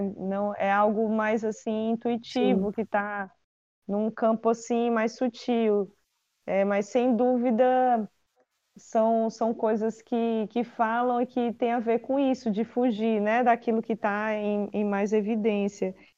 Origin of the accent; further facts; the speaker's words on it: Quixadá, Ceará, Brazil; Eu nasci em Quixadá